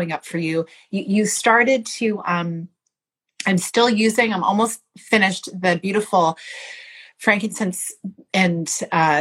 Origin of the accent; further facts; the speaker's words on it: Canada; as a Canadian woman